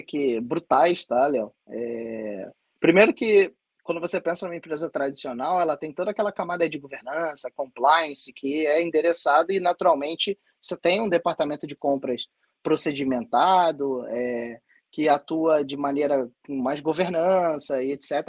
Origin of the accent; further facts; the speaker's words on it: Rio de Janeiro, Brazil; eu sou aqui do Rio de Janeiro